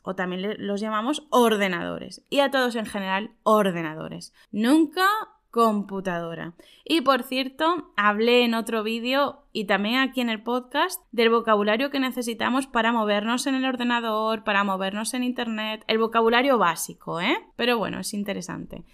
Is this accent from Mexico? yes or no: no; Spain; En España diríamos